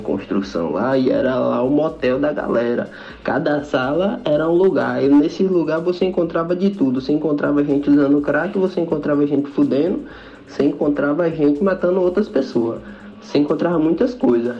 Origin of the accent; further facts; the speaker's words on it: Teolândia, Bahia, Brazil; now in Salvador, Brazil; eu sou eu sou do interior da Bahia, né? Moro em Salvador, mas sou do interior da Bahia, cidade chamada Teolândia